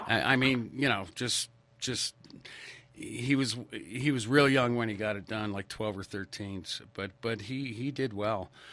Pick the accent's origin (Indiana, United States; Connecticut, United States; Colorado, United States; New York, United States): Connecticut, United States; Stamford; I grew up in Stamford, Connecticut